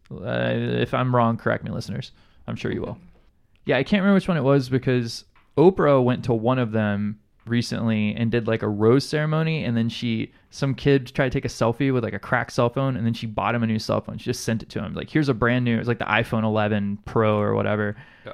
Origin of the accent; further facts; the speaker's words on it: Alabama, United States; now in Hawaii, United States; being from Alabama, like I, I grew up in an in an environment where it's not work across the aisles